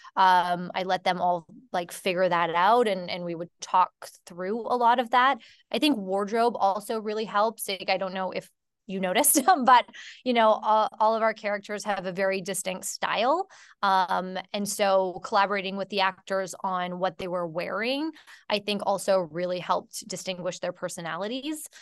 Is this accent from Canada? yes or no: yes; Canada; I'm from Canada